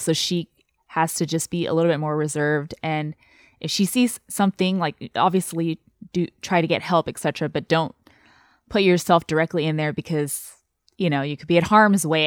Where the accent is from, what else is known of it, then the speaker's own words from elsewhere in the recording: Taiwan; English is a second language; now in United States; born and raised in Taiwan